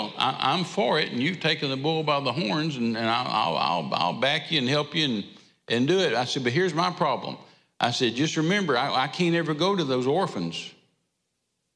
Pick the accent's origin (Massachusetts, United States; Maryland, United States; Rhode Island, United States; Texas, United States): Texas, United States; we're from Texas. We're used to being hot